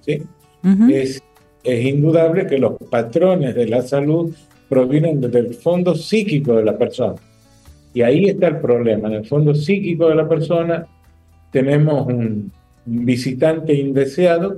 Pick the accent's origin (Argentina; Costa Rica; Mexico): Argentina; northern Argentina; moved away as an adult; now in Dominican Republic; Yo provengo del norte de Argentina, vivo en este bendito país hace un año y medio fijo